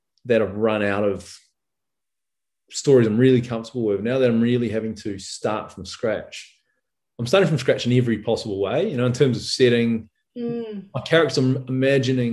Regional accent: Rotorua, Bay of Plenty, New Zealand; my hometown of Rotorua

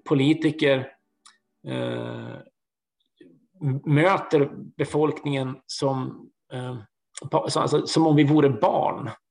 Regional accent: Bergslagen, Sweden; Jag är en fyrabarnsfar från Bergslagen

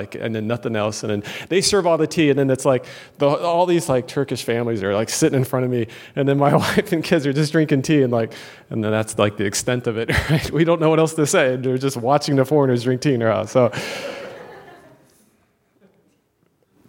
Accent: United States; moved away; also born or lived in Turkey; I'm an American

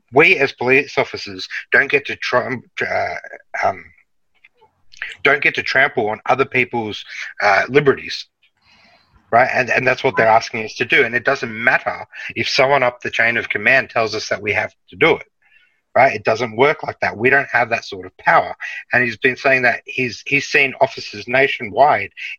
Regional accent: Melbourne, Victoria, Australia; I'm from Melbourne

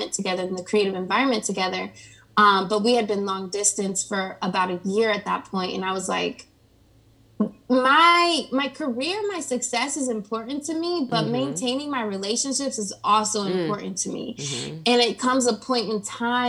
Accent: Springfield, Ohio, United States; moved away as an adult; also born or lived in California; now in Atlanta, United States; I'm originally from Ohio. It's like this small town in between Dayton and Columbus called Springfield.

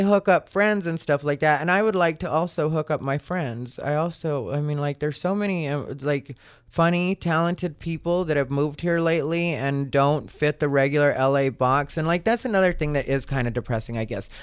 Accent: Arizona, United States; I'm from Arizona

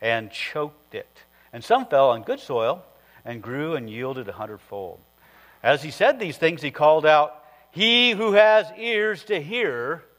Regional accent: northern Iowa, United States; I grew up in the northern part of Iowa

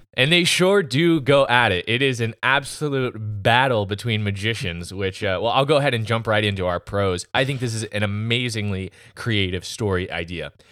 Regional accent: United States; I'm an American

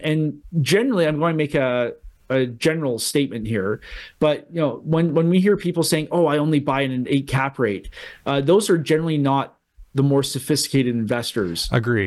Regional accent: Canada; as a Canadian

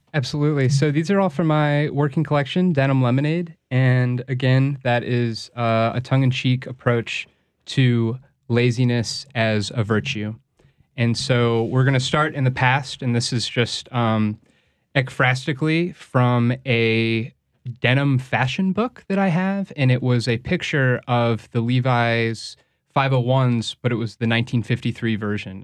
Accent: St. Louis, Missouri, United States; now in New Orleans, United States; I'm originally from Saint Louis.

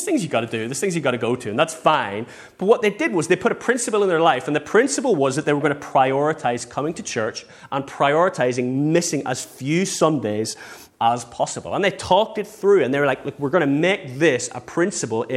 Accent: England, United Kingdom; we're English

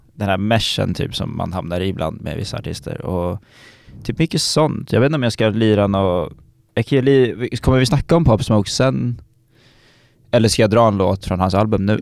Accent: Stockholm, Stockholm County, Sweden; jag kommer från Stockholm

